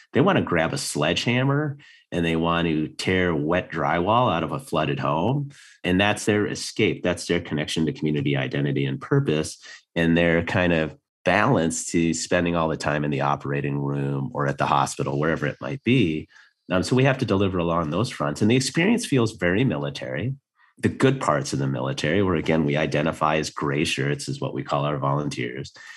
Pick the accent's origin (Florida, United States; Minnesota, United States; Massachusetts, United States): Minnesota, United States; moved away as an adult; I grew up in Minnesota.